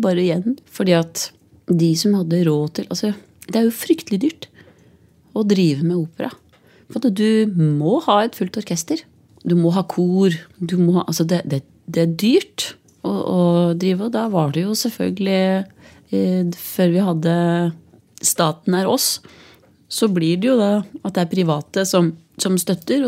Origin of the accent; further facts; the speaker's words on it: Biri, Innlandet, Norway; also born or lived in Hedmark; Jeg er jo fra Biri